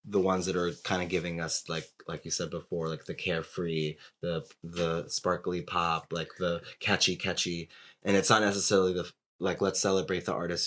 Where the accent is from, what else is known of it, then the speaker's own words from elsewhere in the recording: New Jersey, United States; when I was like 15 growing up in New Jersey